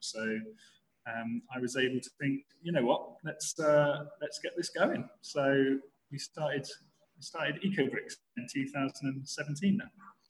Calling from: Masaka, Central Region, Uganda; I'm calling in from a little town called Masaka in Uganda.

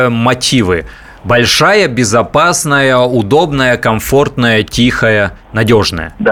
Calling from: Moscow, Russia; Я из Москвы, вот

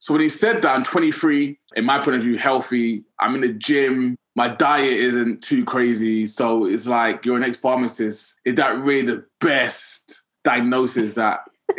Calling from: London, United Kingdom; London, England.

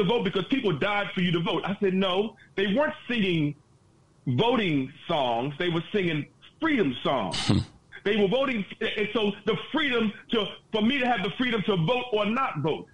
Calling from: Baltimore, Maryland, United States; I'm calling from Baltimore

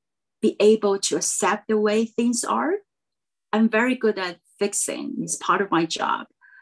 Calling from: Taiwan; I am Zooming in from Taiwan.

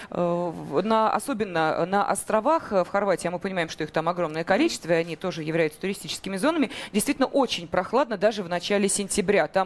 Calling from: Moscow, Russia; я из Москвы.

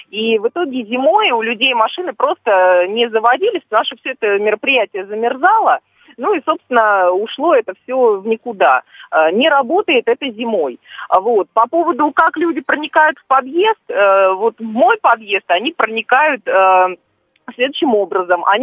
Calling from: Stavropol, Stavropol Krai, Russia; А, здравствуйте, я звоню из Ставрополя.

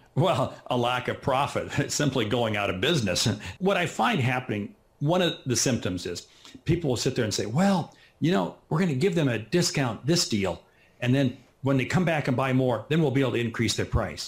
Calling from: Nebraska, United States; I'm calling in from Nebraska, which is right in the middle of the United States

